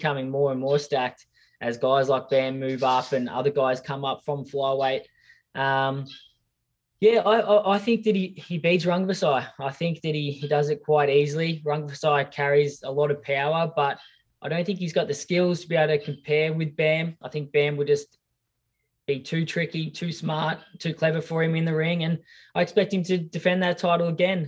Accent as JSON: {"language": "English", "country": "Australia", "tie": "born or raised there", "said": "my hometown and my friends and family here in Australia."}